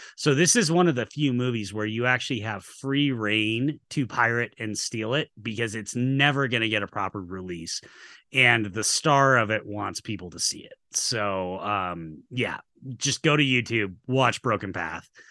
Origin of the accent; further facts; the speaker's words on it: Utah, United States; also born or lived in Atlanta; I've been in Utah my whole life.